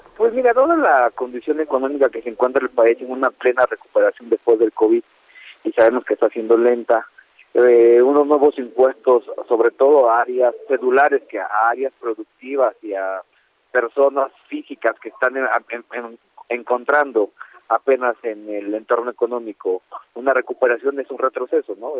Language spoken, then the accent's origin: Spanish; Ecatepec, State of Mexico, Mexico; Yo soy de Catepec